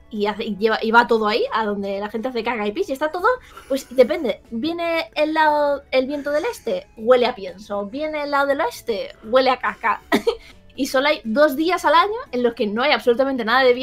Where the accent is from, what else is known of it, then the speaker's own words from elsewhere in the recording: Valencia, Valencian Community, Spain; como soy de Valencia